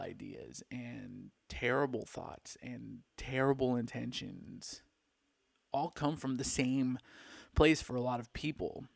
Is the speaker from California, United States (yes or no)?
yes; Palm Springs, California, United States; also born or lived in Newport Beach, California; I grew up in Palm Springs